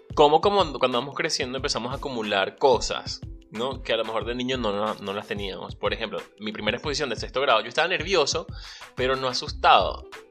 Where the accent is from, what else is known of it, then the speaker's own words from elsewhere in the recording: Venezuela; moved away; soy venezolano, emigrante y un soñador